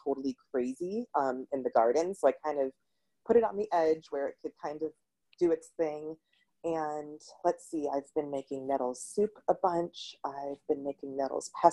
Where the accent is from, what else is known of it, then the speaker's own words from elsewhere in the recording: Massachusetts, United States; I'm from Massachusetts